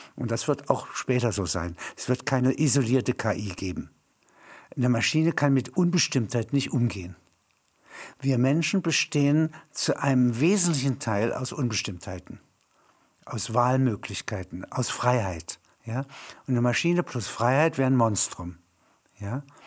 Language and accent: German; Halberstadt, Saxony-Anhalt, Germany; In meiner Heimatstadt Halberstadt